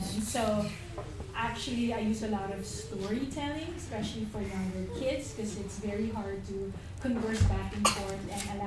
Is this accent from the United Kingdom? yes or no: no; Philippines; moved away; I'm a Filipino mom